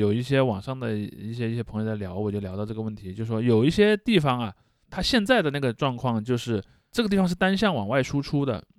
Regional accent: Sichuan, China; 我们四川人

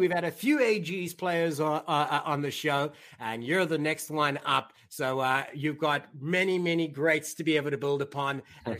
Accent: South Africa; now in United States; we're both from South Africa.

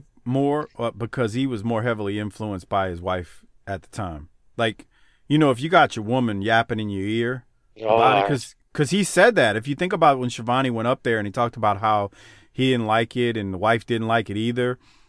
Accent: the South, United States; I'm a Southerner. I don't know how else to say it. I like the Southern lifestyle.

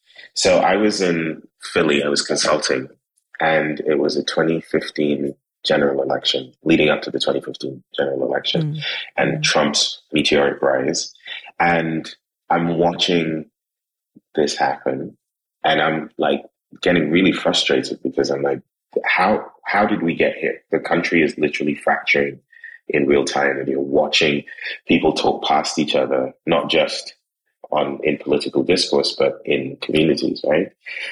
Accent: Trinidad & Tobago; people see me and then I open my mouth and then I tell them I'm from Trinidad and I tell them where I've lived.

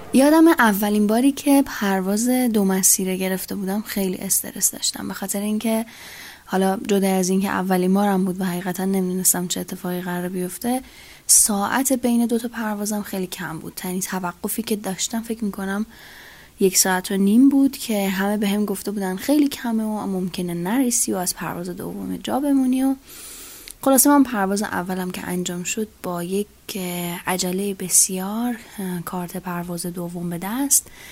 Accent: Iran; من ایرانی هستم

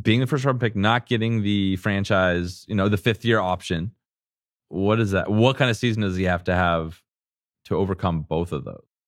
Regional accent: San Diego, California, United States; moved away as an adult; I grew up in San Diego.

